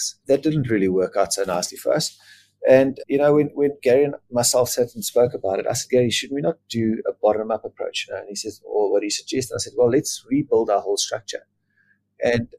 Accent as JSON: {"language": "English", "country": "South Africa", "tie": "born or raised there", "said": "I was born in a little area called Bubsfontein on a farm. You know, my mom and dad, lovely people, but Afrikaans, and I'm Afrikaans"}